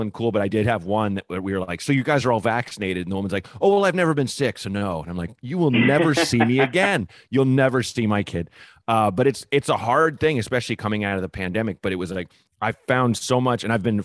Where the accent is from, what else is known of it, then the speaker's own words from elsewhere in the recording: Portland, Oregon, United States; also born or lived in Evanston, Illinois / Chicago, Illinois / New York; now in Los Angeles, United States; my hometown of Portland, Oregon